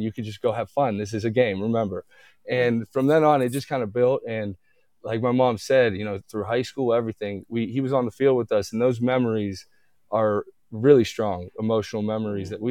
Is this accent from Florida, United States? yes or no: no; Youngstown, Ohio, United States; growing up in Youngstown, especially, you know, there's a lot of tradition there